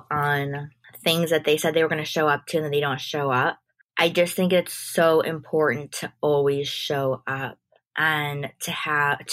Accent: Chicago, Illinois, United States; now in New York, United States; I grew up in Chicago

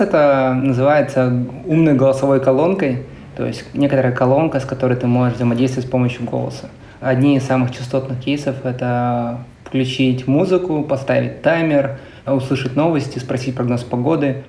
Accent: Krasnoyarsk, Krasnoyarsk Krai, Russia; moved away as an adult; also born or lived in Moscow; now in San Francisco, United States; Я родился и вырос в Красноярске

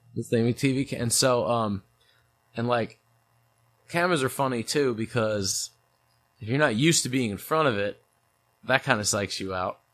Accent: St. Louis, Missouri, United States; born or raised there; also born or lived in New York

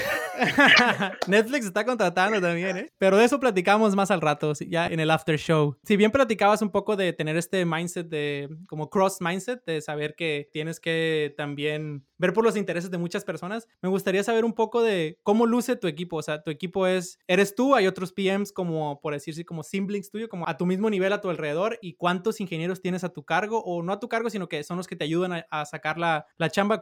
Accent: Sinaloa, Mexico; yo soy de Sinaloa

